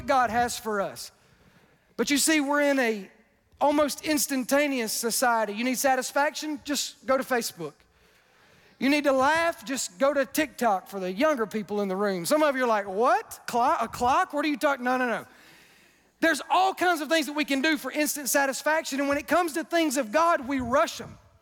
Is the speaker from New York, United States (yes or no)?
no; Wiggins, Mississippi, United States; I'm from Wiggins, Mississippi.